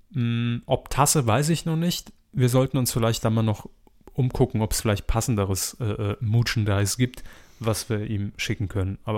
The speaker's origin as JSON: {"language": "German", "region": "Baden-Württemberg", "country": "Germany", "tie": "born or raised there", "said": "obwohl sie sich recht suffisant über meine Heimat Baden-Württemberg geäußert haben."}